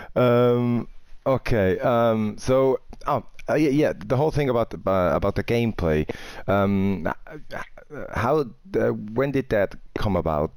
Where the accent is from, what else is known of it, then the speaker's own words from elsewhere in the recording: Winterthur, Zurich, Switzerland; So I'm coming from Winterthur, that's like north of Zurich.